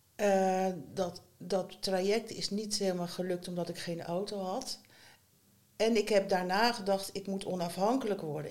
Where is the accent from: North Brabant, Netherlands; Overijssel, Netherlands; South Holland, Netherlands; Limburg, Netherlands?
South Holland, Netherlands; Schiedam; moved away as an adult; also born or lived in Rotterdam; now in Ede, Netherlands; ik ben opgegroeid in Schiedam.